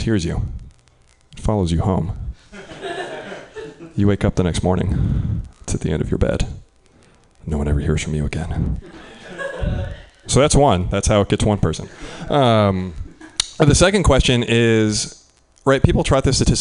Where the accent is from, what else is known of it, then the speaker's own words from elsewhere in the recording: Midwest, United States; I'm from the Midwest